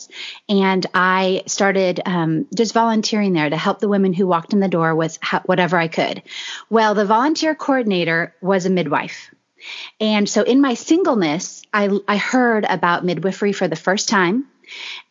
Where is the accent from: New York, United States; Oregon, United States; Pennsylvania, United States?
Oregon, United States; moved away as an adult; now in Texas, United States; I was born and raised in Oregon and somehow made it to Texas about 16 years ago.